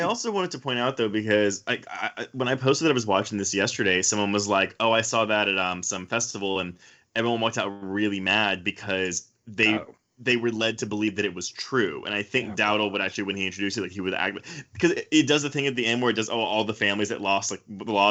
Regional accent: Houston, Texas, United States; I grew up in Houston

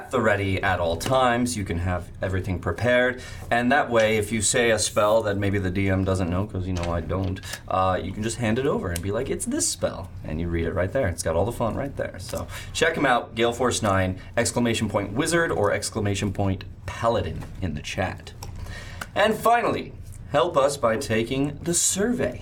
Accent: California, United States; born and raised in Cali

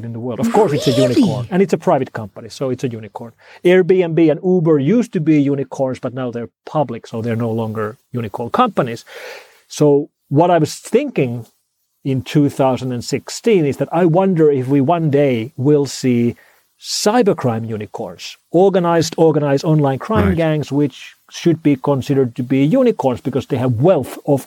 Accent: Finland; first language Finnish; English is a second language; now in Helsinki, Finland; my native language of Finnish

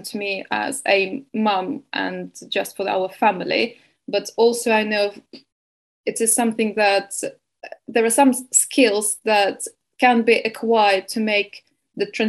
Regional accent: Estonia; moved away as an adult; also born or lived in Bournemouth, England; now in Spain; originally I'm from Estonia

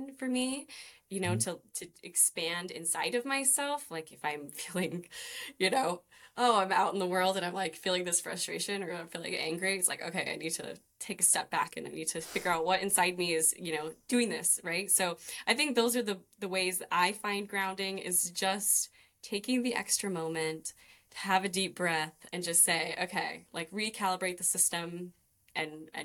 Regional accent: Idaho, United States; now in Maui, United States; I'm originally from Idaho though. So I'm not from the beautiful island, but I've been here for 10 years.

